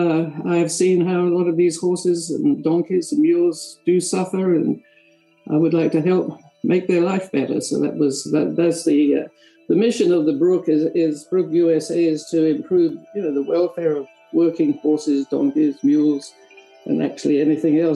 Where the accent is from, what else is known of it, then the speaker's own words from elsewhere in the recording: Orpington, London, United Kingdom; moved away as an adult; also born or lived in Tennessee; now in United States; I'm actually from a place called Orpington in Kent, which is South London in England, obviously. But I came over here